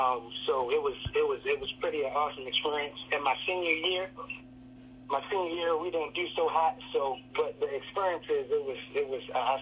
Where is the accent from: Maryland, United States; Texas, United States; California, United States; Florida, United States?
Maryland, United States; We have a lot of talented football players. Maryland is